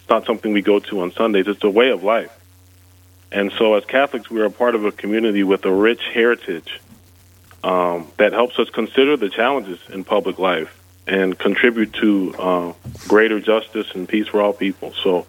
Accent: upstate South Carolina, United States; moved away as an adult; also born or lived in New Orleans, Louisiana / Washington, D.C.; now in Minnesota, United States; my hometown congressman from upstate South Carolina.

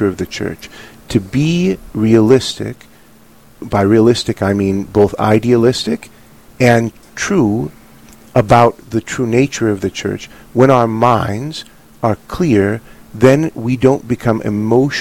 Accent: Hazelton, North Dakota, United States; when I was growing up in Hazleton

